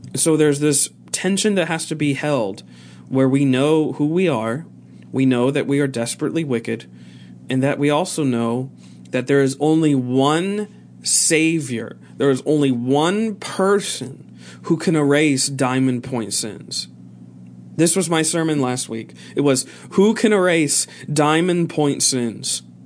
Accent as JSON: {"language": "English", "country": "United States", "said": "we are American"}